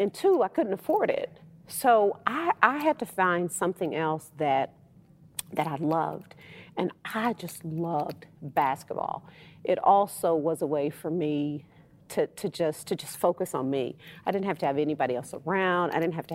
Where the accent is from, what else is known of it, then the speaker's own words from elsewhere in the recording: West Texas, United States; I'm just a little old me who came from a town of 10,000 people, West Texas.